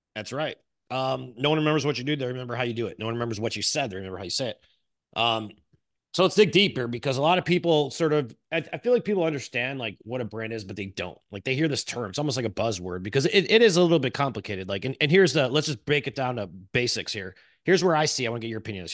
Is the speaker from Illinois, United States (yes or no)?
yes; Chicago, Illinois, United States; I'm from Chicago. This is how I talk